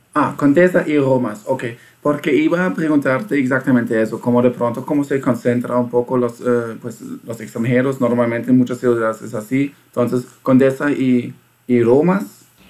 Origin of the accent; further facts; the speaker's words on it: Germany; Spanish is a second language; yo siendo alemán